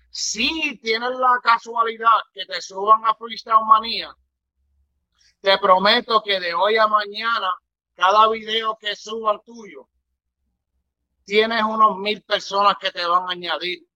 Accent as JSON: {"language": "Spanish", "town": "Toa Baja", "country": "Puerto Rico", "tie": "born or raised there", "said": "de mi pueblo, de Tuabaja, en Puerto Rico"}